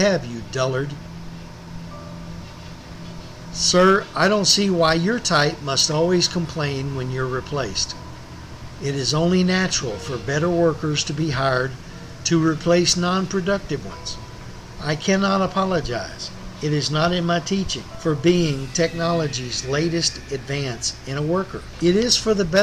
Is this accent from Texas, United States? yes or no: yes; Central Texas, United States; the home I grew up in Central Texas